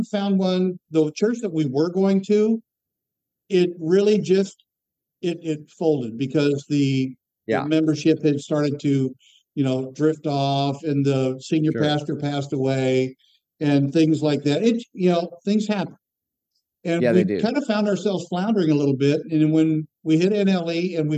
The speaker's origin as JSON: {"language": "English", "region": "Florida", "country": "United States", "tie": "born or raised there", "said": "I grew up in Florida in the Southern Baptist world"}